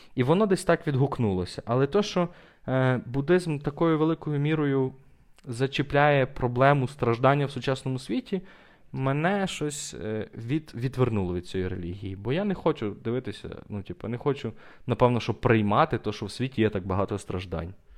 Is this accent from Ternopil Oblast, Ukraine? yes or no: yes; Ternopil, Ternopil Oblast, Ukraine; я християнин тупо через те, що я народився в Тернополі